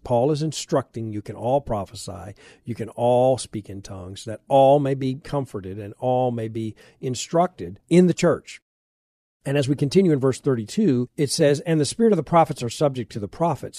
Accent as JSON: {"language": "English", "country": "United States", "said": "I'm an American, I'm a Christian"}